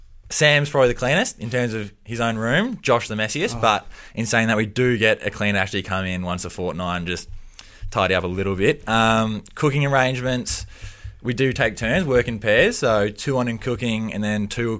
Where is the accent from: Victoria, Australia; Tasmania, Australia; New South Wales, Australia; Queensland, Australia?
Victoria, Australia; Junior football days, southeast suburbs. Played for the Roval Football Club.